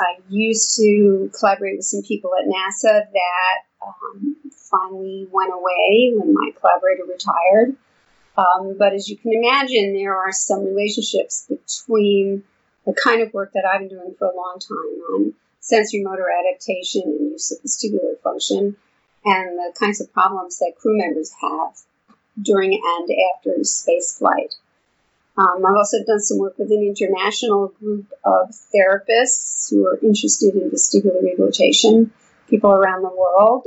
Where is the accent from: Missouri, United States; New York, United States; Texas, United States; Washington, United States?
New York, United States; now in Houston, United States; I've been in Houston for a long time, but as you can probably tell from my accent, I'm from New York originally.